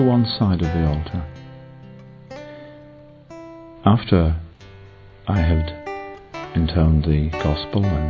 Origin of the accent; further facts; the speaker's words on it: England, United Kingdom; I'm English